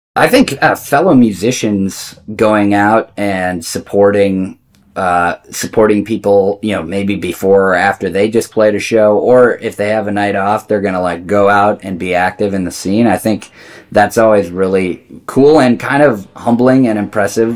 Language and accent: English; Mount Horeb, Wisconsin, United States; I grew up with him in Mount Horeb.